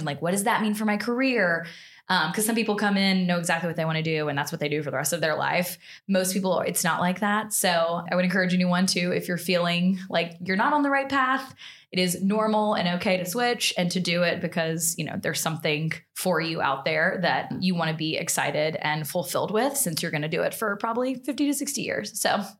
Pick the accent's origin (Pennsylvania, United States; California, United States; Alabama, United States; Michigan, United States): Alabama, United States; Montgomery; moved away; I'm from Alabama originally. I'm from Montgomery